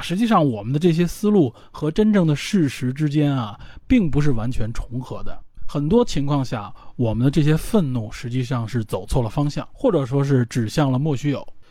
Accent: China; 我们就站在我们中国人，华人的角度

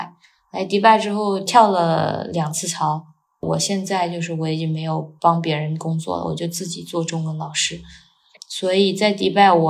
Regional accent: China; now in Dubai, United Arab Emirates; 我们在国内

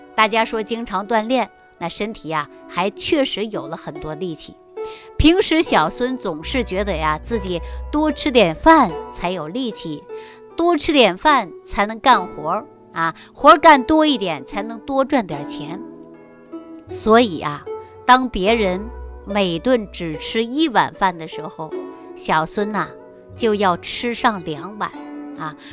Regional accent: Jilin, China; 我就是啊，东北人啊，东北哪儿的呢？就是吉林人啊

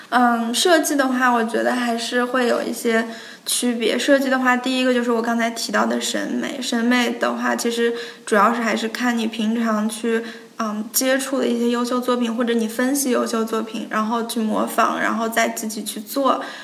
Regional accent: China; moved away as an adult; 我们中国人可能就聚个餐

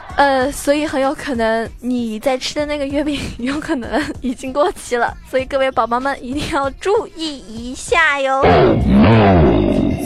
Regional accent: Zhejiang, China; now in Shanghai, China; 我是浙江人，但是呢，我自己是住在上海

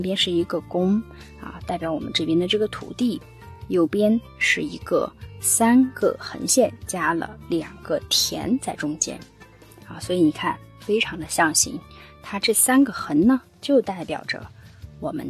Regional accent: Xinjiang, China; 在新疆啊，就是这样的一个地大物博啊，造就了我们新疆人骨子里的这种大气的情怀。

